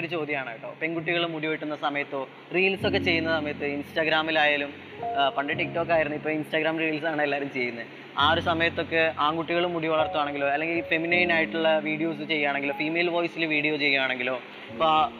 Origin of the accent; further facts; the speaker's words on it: Thrissur, Kerala, India; also born or lived in Malappuram; എന്റെ നാട് തൃശ്ശൂരാണ് ഞാൻ ജനിച്ചതും വളർന്നതൊക്കെ തൃശ്ശൂരാണ്